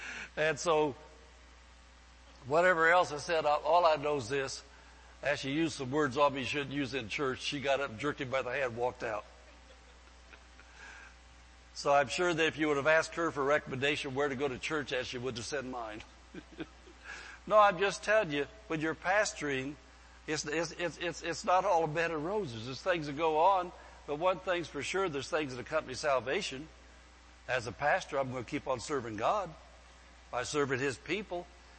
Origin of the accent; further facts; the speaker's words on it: the Bible Belt, United States; now in California, United States; one of the biggest things that surprised me when I came to California, we came from the Bible Belt, and things were a little different out there.